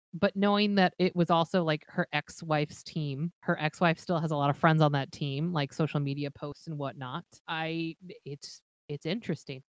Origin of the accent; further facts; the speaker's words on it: Los Angeles, California, United States; now in Minneapolis, United States; I'm originally from Los Angeles